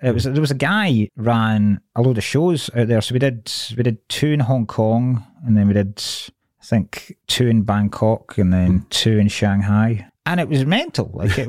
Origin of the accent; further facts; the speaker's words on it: Dumfries, Scotland, United Kingdom; moved away as an adult; now in Glasgow, United Kingdom; So I grew up in Dumfries.